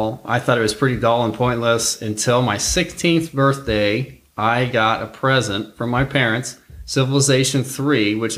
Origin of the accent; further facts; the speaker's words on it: Worthington, Ohio, United States; I'm from Worthington, Ohio, which is a Columbus suburb, and I still live in the area here.